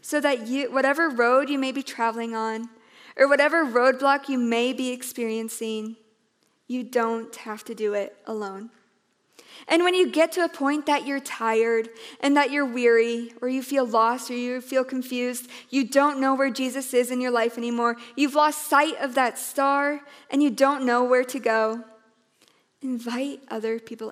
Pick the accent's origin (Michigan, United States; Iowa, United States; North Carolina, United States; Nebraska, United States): Iowa, United States; I was a girl, and I was from Iowa